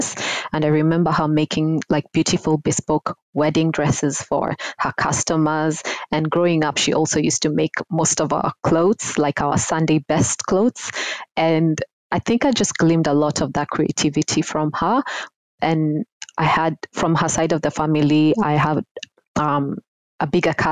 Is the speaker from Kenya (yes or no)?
yes; Nairobi, Kenya; now in Sydney, Australia; I grew up in Nairobi, Kenya. I was born and raised there